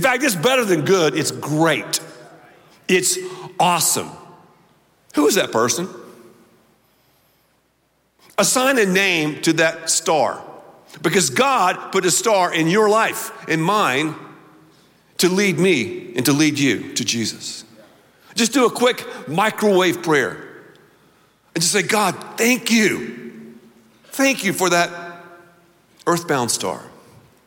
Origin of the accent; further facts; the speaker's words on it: the South, United States; now in Texas, United States; I grew up in the South, the dirty South, North and South Carolina